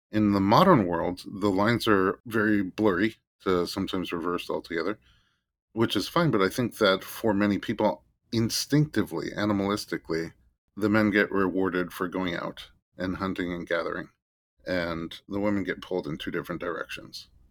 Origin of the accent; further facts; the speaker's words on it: New York City, New York, United States; I was born in Staten Island, New York